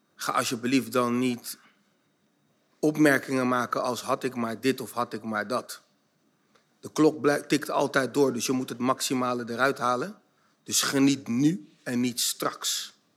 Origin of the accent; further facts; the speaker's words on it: Zoetermeer, South Holland, Netherlands; also born or lived in The Hague; ik ben in Den Haag geboren, op mijn vierde naar Soetermeer verhuisd.